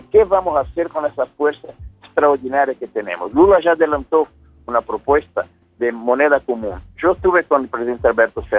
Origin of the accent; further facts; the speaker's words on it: São Paulo, Brazil; Spanish is a second language; Yo soy de San Paulo.